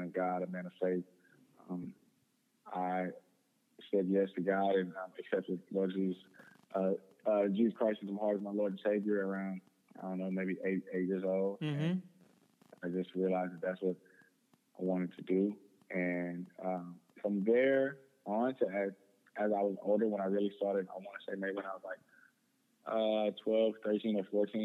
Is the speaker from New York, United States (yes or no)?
no; Houston, Texas, United States; just grew up in Houston area, like you said. I went to Klein Forest High School out here on the northwest side of Houston